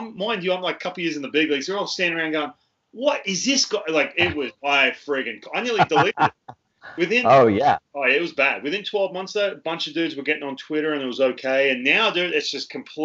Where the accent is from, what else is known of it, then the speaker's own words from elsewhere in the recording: Australia; moved away; I came from Australia